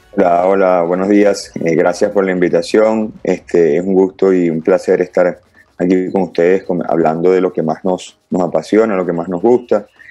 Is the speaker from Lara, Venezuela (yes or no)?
no; Caracas, Capital District, Venezuela; yo nací en Caracas y ya desde los cinco años eh, empiezo mi andar en el, fútbol organizado, se quiere decir, eh, en la escuela de fútbol Montalbán